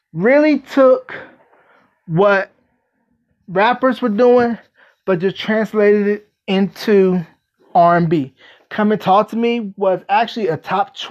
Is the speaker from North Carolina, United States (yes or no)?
yes; North Carolina, United States; the great state of North Carolina, my home state.